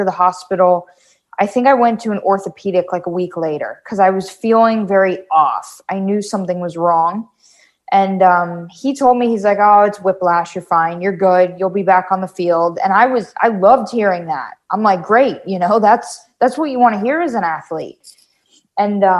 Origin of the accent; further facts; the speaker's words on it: Wellington, Florida, United States; also born or lived in Davie, Florida; We moved here when I was like four in Wellington